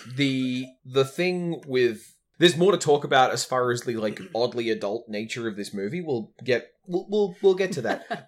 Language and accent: English; Australia; as an Australian raised